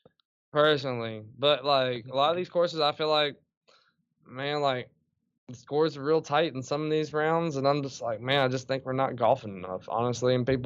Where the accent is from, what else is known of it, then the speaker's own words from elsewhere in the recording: Kentucky, United States; I grew up in Chickasaw Park and kind of chilled with the woods.